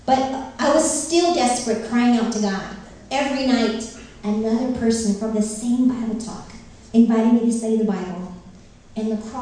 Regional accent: Northern California, United States; also born or lived in Philippines; I'm from Northern California

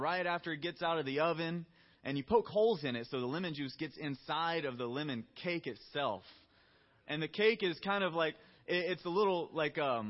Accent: the South, United States; I'm from the South

